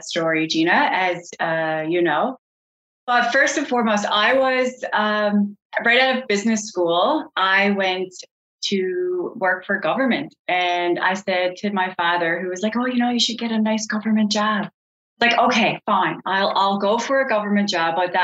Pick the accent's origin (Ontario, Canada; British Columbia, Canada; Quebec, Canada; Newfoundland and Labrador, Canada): Newfoundland and Labrador, Canada; Colliers; I grew up in Colliers, out in rural Newfoundland